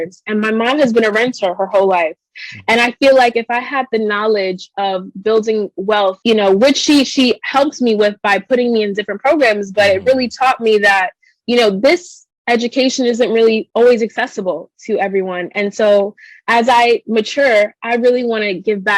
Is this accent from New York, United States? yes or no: yes; New York City, New York, United States; growing up in the Bronx